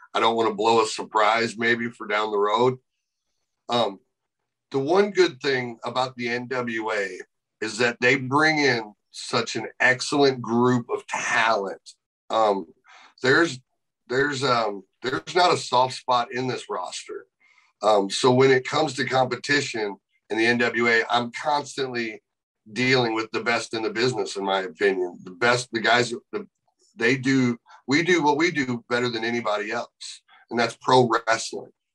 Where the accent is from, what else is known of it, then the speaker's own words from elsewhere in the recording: St. Louis, Missouri, United States; I was able to walk into St. Louis, my hometown